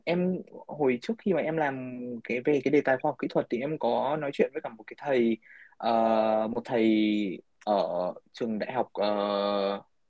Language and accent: Vietnamese; Hưng Yên, Vietnam; now in United States; ở quê em chẳng hạn như ở em ở Hưng Yên